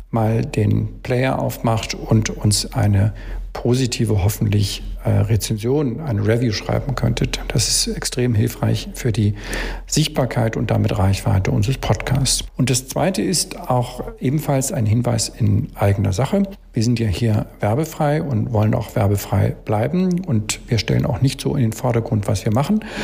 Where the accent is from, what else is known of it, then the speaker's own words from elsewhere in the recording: Hamburg, Germany; Als Hamburger darf ich dich ja mit Moin, moin begrüßen.